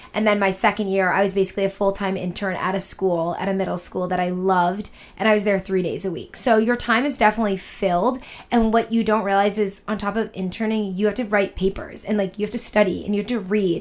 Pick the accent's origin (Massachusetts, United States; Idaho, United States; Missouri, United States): Massachusetts, United States; Boston; moved away; also born or lived in Syracuse / New York; I'm from Boston, so I have grown up going to New York